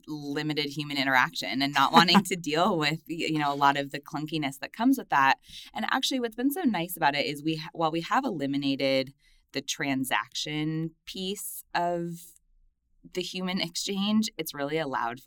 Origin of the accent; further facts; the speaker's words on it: Los Angeles, California, United States; I'm from Los Angeles. I grew up in a little suburb outside of the city.